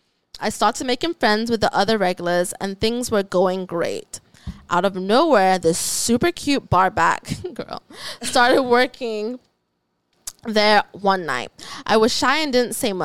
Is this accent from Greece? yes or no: no; Ghana; also born or lived in Oklahoma; now in United States; I was raised in Ghana. I was raised in Africa, all around all Black people